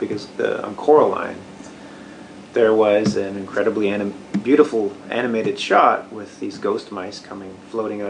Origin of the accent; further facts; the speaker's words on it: Canada; moved away as an adult; also born or lived in Bay Area, California; now in Portland, United States; I grew up in Canada